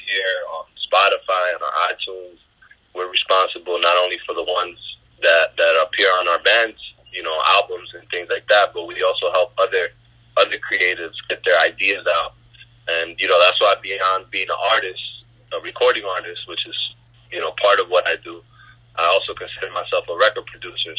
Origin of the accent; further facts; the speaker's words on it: New York City, New York, United States; also born or lived in Bronx / Queens; I was born and raised here in New York